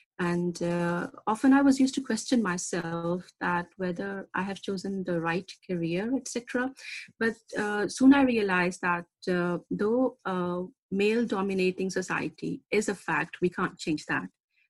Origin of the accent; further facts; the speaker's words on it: Pakistan; I come from Pakistan, where the right of education and work for a female, unfortunately, is a privilege.